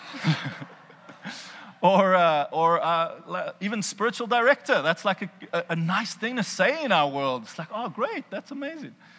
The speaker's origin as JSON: {"language": "English", "country": "South Africa", "accent": "South African", "said": "I hear a South African accent in my head"}